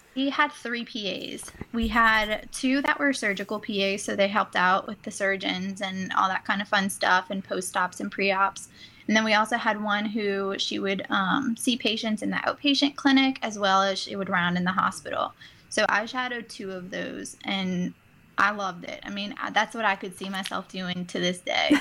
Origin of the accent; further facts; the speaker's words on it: New Orleans, Louisiana, United States; now in Baton Rouge, United States; I am from originally from New Orleans, so it's not too far away from home